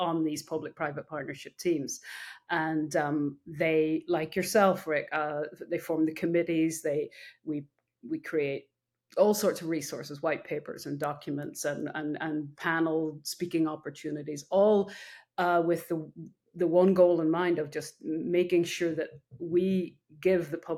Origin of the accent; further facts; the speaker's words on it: Northern Ireland, United Kingdom; now in United States; I was born in Ireland, raised on a farm, came over to the US when I was in my, very young.